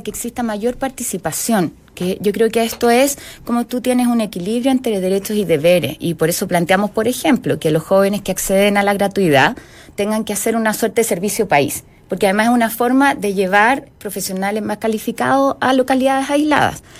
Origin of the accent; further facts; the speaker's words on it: Magallanes and Chilean Antarctica, Chile; yo soy magallánica, soy porfiada, tengo el gen croata